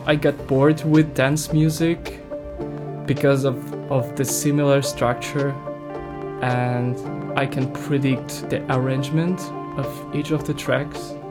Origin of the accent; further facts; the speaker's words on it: Ukraine; English is a second language; I'm music producer from Ukraine